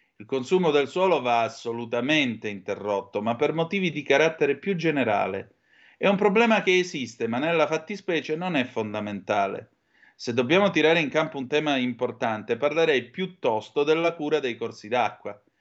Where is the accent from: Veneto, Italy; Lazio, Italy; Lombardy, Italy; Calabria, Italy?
Calabria, Italy; Vibo Valentia; sono di Vibo